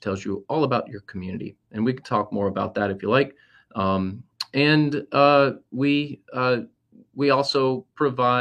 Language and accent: English; St. Petersburg, Florida, United States; I grew up in St. Pete, off of 28th Street